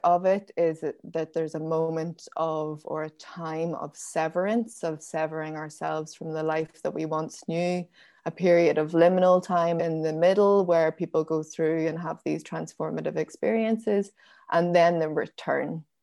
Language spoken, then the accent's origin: English; Belfast, Northern Ireland, United Kingdom; also born or lived in County Down; I was born in Belfast in nineteen eighty-nine